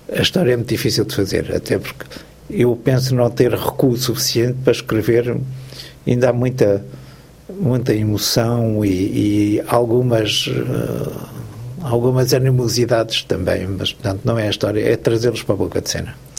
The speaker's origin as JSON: {"language": "Portuguese", "country": "Portugal", "first_language": "Portuguese", "moved": "as an adult", "lives_now": "Belgium", "said": "eu, quando saí de Portugal em 1967"}